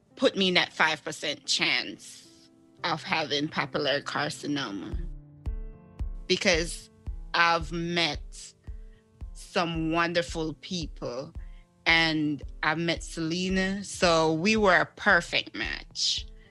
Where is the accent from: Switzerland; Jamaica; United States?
Jamaica; moved away; I'm originally from Jamaica. I'm an island girl.